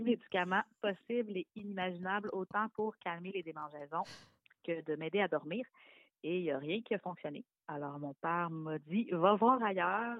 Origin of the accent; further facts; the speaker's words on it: Quebec City, Quebec, Canada; now in Laurentides, Canada; Moi, je viens de la région de Québec, mais j'habite la région des Laurentides maintenant